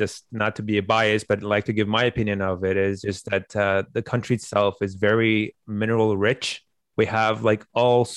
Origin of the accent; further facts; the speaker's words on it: Canada; also born or lived in Afghanistan; I came to Canada around, I think, 2000, August of 2000. So been here for I guess majority of my life, you can say. I practically grew up here. I was around 10 years old when we came to the country.